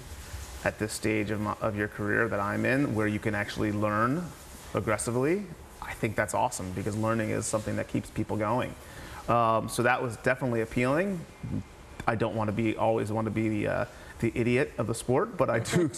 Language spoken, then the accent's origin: English; New Jersey, United States; also born or lived in New York; I'm born and bred in New Jersey